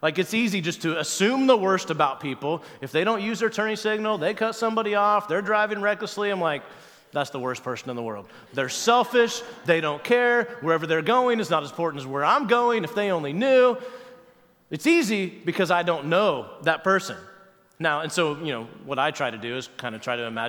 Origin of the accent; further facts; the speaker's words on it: Wabash, Indiana, United States; also born or lived in Cincinnati area; now in Cincinnati, United States; my hometown of Wabash, Indiana, where my parents still live